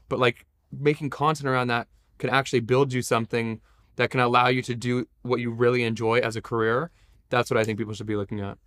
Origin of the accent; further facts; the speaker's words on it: Los Angeles, California, United States; I was born in Los Angeles